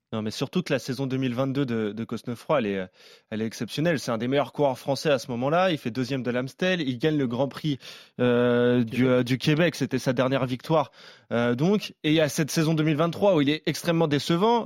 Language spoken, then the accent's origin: French; Clamart, Île-de-France, France; je suis né à Clamart